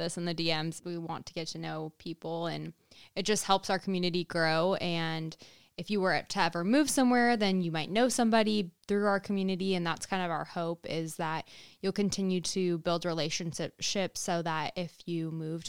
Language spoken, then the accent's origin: English; California, United States; also born or lived in Iowa; I'm from California